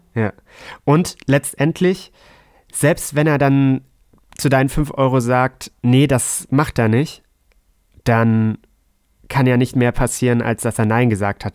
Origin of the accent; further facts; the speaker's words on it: Hamburg, Germany; als Hamburger